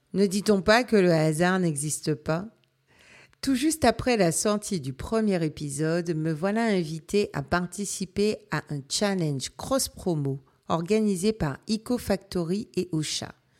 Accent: Guadeloupe; now in Brittany, France; je viens de la Guadeloupe, donc on n'a que deux saisons

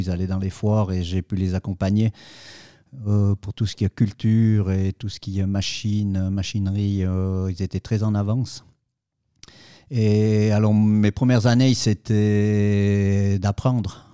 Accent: Saillon, Valais, Switzerland; je suis originaire de Saillon, en Valais

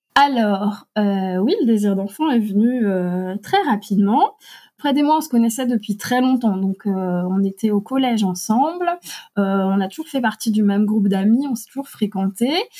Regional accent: Alsace, Grand Est, France; nous habitons en Alsace, dont nous sommes originaires

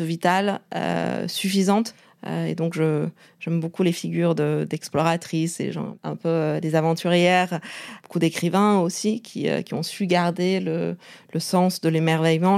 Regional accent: Beijing, China; moved away; also born or lived in Canada / France; j'ai grandi à Pékin

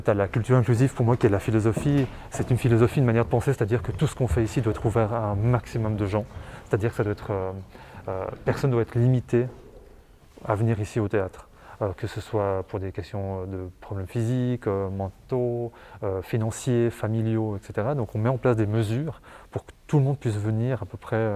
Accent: Martigny, Valais, Switzerland

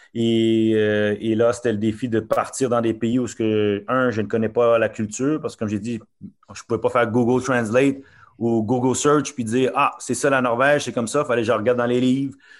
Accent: Montreal, Quebec, Canada; born or raised there; also born or lived in Norway

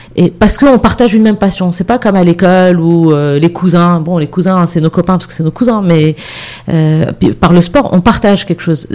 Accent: Morocco; moved away; also born or lived in Montreal, Canada / Casablanca; je suis rentrée au Maroc vraiment par choix

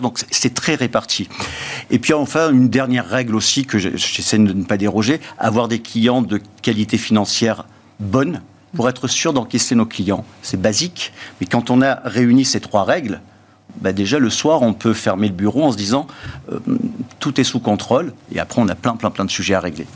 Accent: southern France, France; chez nous, dans le Sud

